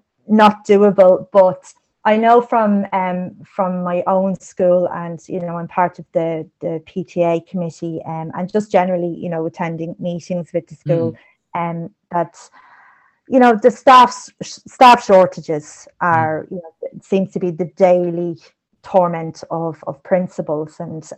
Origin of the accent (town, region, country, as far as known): Ireland